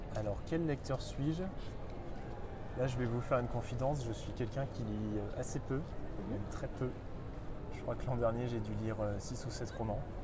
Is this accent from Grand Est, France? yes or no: yes; Reims, Grand Est, France; je viens de, je de Reims, d'une famille normale